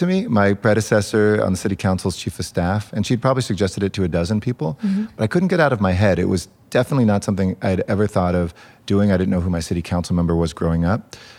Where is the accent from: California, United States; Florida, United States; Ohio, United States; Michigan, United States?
California, United States; I grew up in the San Fernando Valley, which was where the Brady Bunch home was